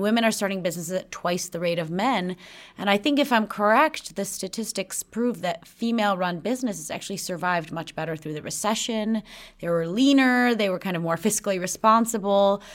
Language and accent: English; Chicago, Illinois, United States; now in Sweden; I grew up in Chicago from a young age